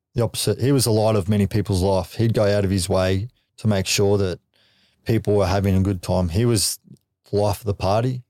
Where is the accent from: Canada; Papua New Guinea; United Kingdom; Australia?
Australia; Gold Coast, Queensland; we grew up on the Goldie